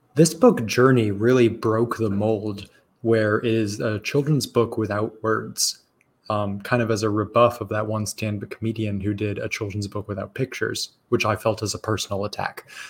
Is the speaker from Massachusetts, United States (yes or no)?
no; Arizona, United States; growing up in Arizona